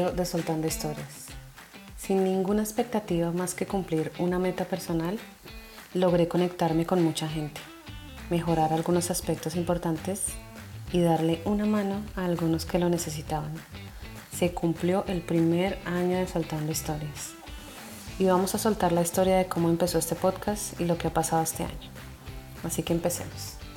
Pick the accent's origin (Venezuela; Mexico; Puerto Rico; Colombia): Colombia; soy una mujer colombiana